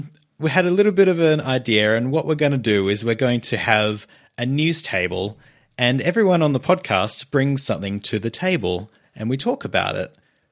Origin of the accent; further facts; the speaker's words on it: Australia; It's a podcast where we talk about Nintendo and we're from Australia.